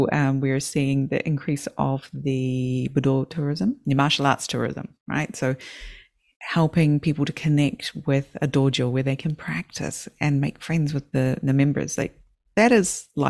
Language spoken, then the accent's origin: English; New Zealand; now in Japan; I don't want to travel and I'm a New Zealander.